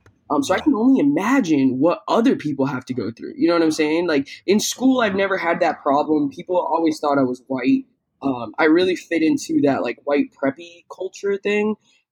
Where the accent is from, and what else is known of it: Tampa, Florida, United States; born or raised there; also born or lived in Peru